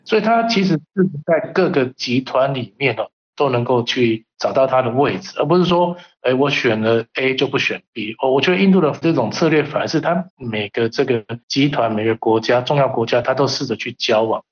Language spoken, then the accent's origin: Chinese; Taiwan; 我从台湾来